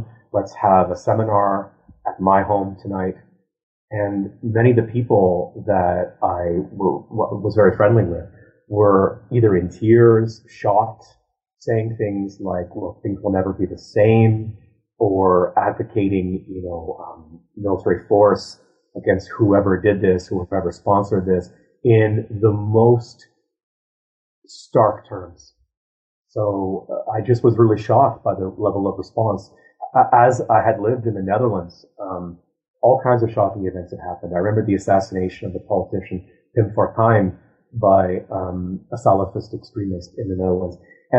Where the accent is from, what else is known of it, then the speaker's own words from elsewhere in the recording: Ottawa, Ontario, Canada; So I was raised in Ottawa